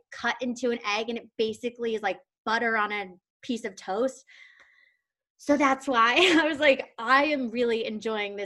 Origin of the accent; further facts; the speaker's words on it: New York, United States; also born or lived in Madison, Wisconsin; I'm from New York